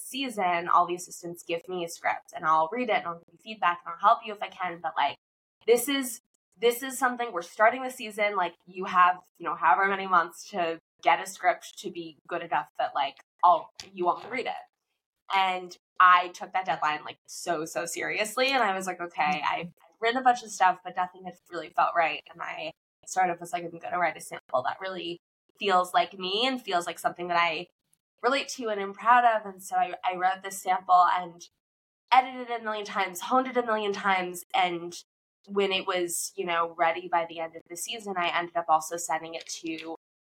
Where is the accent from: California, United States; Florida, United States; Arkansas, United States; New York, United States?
Florida, United States; Fort Lauderdale; moved away as an adult; also born or lived in Durham, North Carolina / Los Angeles; I grew up in Florida, South Florida, Fort Lauderdale